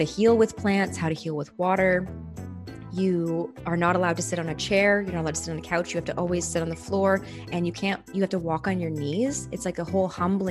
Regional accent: Canada; the place that I was born in Canada

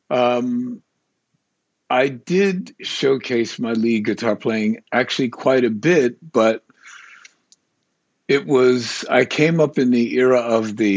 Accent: New York City, New York, United States; So when I, uh, so I'm a New Yorker, and uh, but I'm sort of bi-coastal.

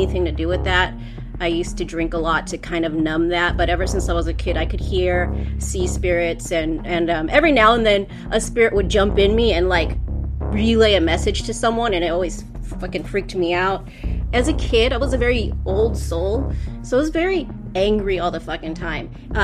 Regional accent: Los Angeles, California, United States; I am from Los Angeles, California

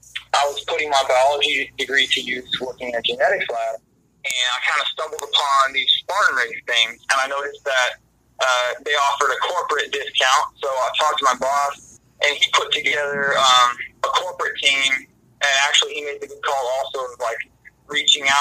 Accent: Hastings, Nebraska, United States; now in Portland, United States; So I grew up in Nebraska, south central part of the state, town called Hastings.

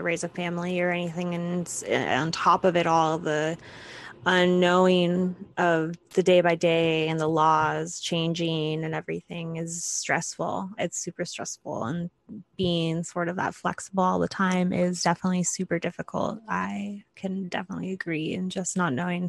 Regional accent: Arizona, United States; I am originally from Arizona

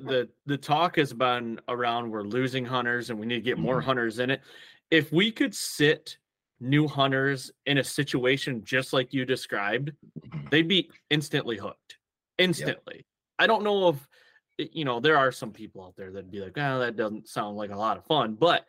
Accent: Michigan, United States; so I grew up in Michigan in a heavy tradition, deer hunting tradition, state.

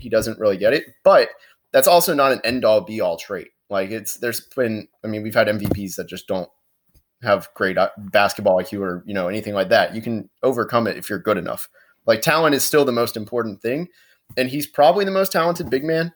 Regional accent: Orlando, Florida, United States; I'm from Orlando.

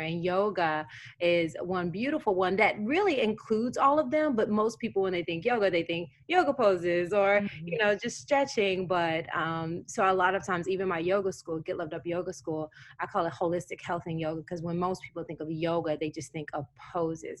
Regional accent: Tennessee, United States; I grew up in Tennessee.

